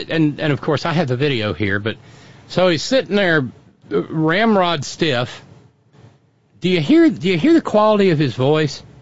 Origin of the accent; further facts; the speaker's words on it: Kentucky, United States; Yeah, I'm a farmer from Kentucky, and I wouldn't recommend that.